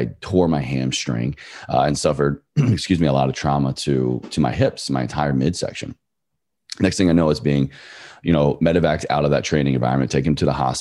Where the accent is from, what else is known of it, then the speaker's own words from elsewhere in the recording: Virginia, United States; moved away as an adult; my home state of Virginia to just be with my family